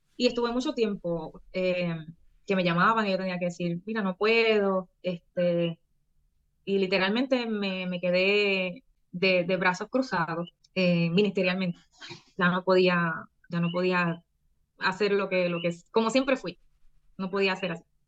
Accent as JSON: {"language": "Spanish", "country": "Puerto Rico", "said": "de Puerto Rico para el mundo."}